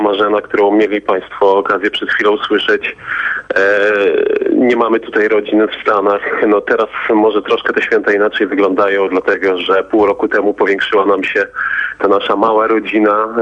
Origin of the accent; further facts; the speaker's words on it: Poland; now in United States; jak wygląda to u nas w Europie, w Polsce